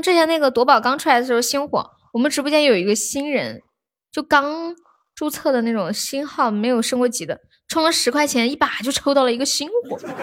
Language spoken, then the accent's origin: Chinese; Nanchong, Sichuan, China; 我是南充的